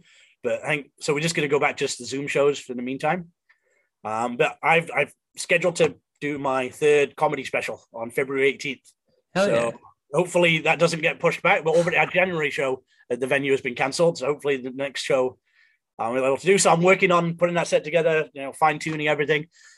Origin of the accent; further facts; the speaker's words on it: Montreal, Quebec, Canada; also born or lived in Oakville / British Columbia / England; Well, I grew up in Canada. I grew up in like Montreal. I moved around a bunch. I was in Montreal, I was in Oakville, and I was in BC for a bit. And then I moved back to England for 3 years.